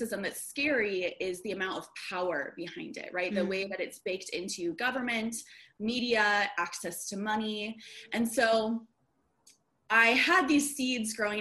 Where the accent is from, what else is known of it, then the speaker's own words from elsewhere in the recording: Des Moines, Iowa, United States; also born or lived in Chicago suburbs, Illinois; now in Chicago, United States; I grew up in Des Moines, Iowa, suburbs of Des Moines, Iowa